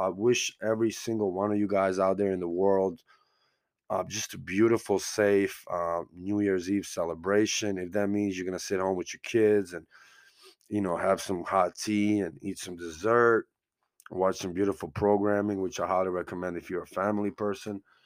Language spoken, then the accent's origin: English; United States; I'm from America